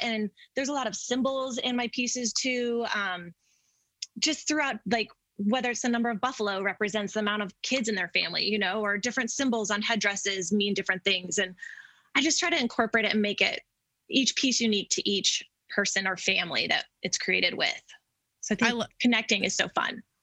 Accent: Denver, Colorado, United States; I grew up in Denver and never left.

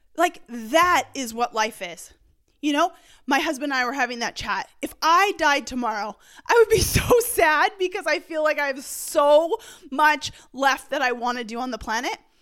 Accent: Canada; growing up in Canada, I'm used to, like, literally nine months of snow

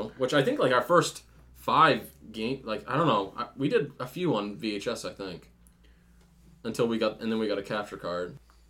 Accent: Maine, United States; we're from Maine

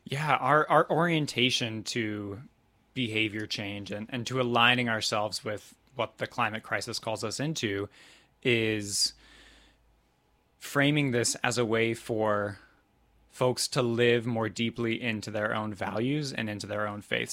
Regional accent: Topeka, Kansas, United States; I grew up in Topeka, Kansas at a Southern Baptist church

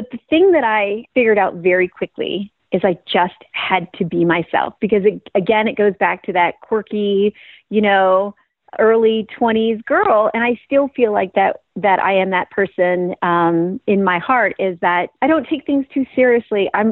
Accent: Franklinville, New York, United States; moved away as an adult; also born or lived in Los Angeles; about 25 minutes from my hometown of Franklinville

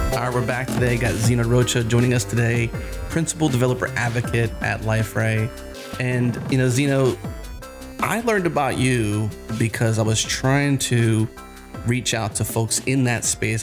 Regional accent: United States; I'm an American, so I've got just a typical English way I say it

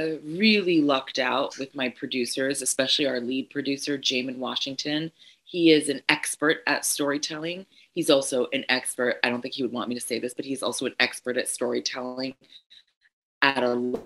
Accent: Ghana; I'm Ghanaian, I'm Ashanti, 100% Ashanti, and we are an oral, you know, our history is oral for for the most part.

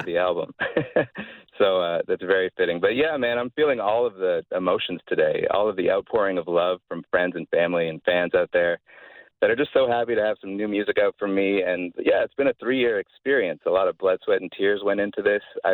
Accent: London, Ontario, Canada; We're from London, Ontario

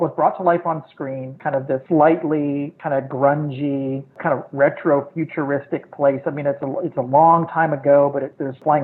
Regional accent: St. Louis, Missouri, United States; I grew up in St. Louis in the Midwest

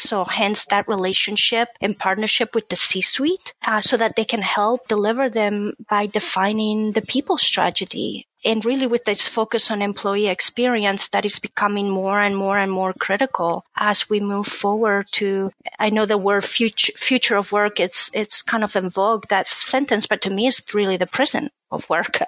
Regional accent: Spain; moved away as an adult; now in Cincinnati, United States; I'm originally from Spain, so my family was in Spain

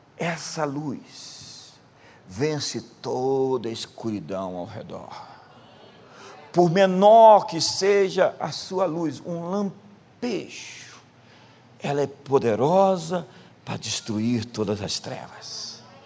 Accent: Brazil; nós somos brasileiros

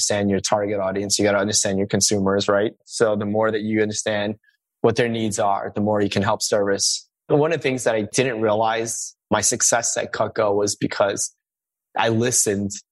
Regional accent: New York City, New York, United States; also born or lived in Suffern, New York / Manhattan, New York; we moved when I was one to Queens

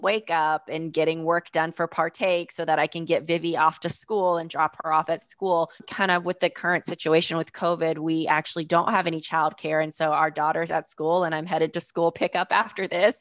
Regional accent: Fayetteville, North Carolina, United States; I grew up in Fayetteville, North Carolina

